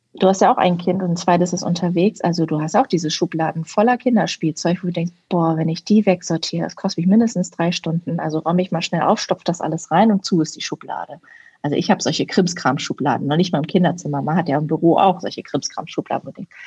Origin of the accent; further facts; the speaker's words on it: Berlin, Germany; ich komme ja aus Berlin